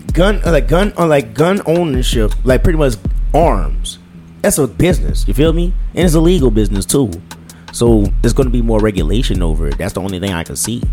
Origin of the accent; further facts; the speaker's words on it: United States; I'm American